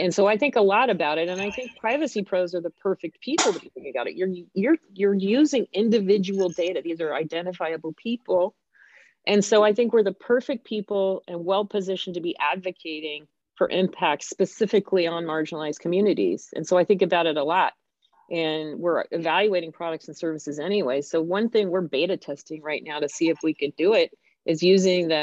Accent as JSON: {"language": "English", "country": "United States", "said": "I'm American"}